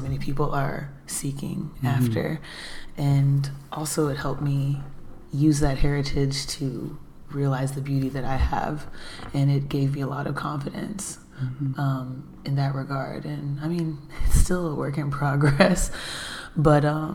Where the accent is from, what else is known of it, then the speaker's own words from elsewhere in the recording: Houston, Texas, United States; I am 100% Nigerian, born and raised in Houston, Texas